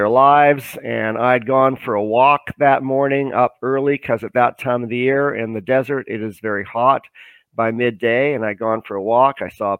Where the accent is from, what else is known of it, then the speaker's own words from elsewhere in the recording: Canada; also born or lived in Vancouver; I'm a Canadian citizen. I live in Vancouver.